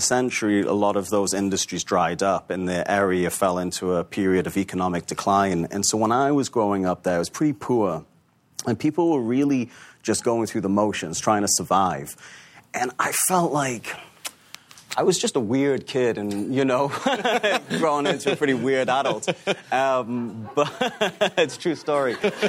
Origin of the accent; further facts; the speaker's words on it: Newcastle, North East England, United Kingdom; You know, I grew up in Newcastle, like you said